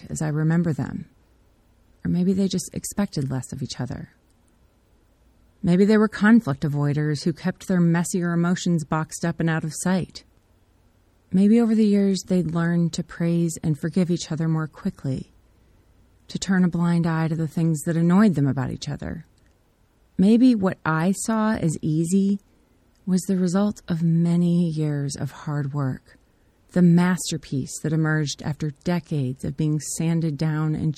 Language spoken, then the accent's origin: English; United States; I'm grateful for the privileges and freedoms I've inherited as an American